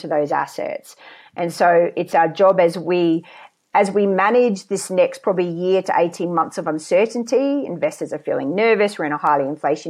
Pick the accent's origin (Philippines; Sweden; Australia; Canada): Australia; Queensland; moved away as an adult; I was born in Queensland